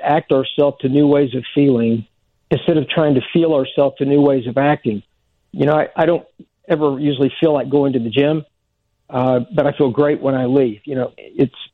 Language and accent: English; Oklahoma, United States; I grew up in Oklahoma